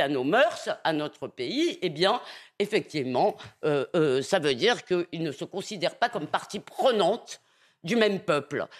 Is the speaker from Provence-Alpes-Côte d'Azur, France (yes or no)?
no; Épinay-sur-Seine, Île-de-France, France; Quand j'étais petite à Épinay-sur-Seine